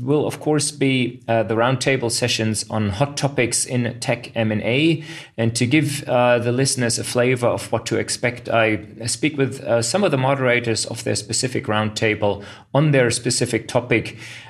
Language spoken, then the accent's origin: English; Berlin, Germany; I'm a tech lawyer in Berlin and already look forward to seeing many international colleagues in my hometown.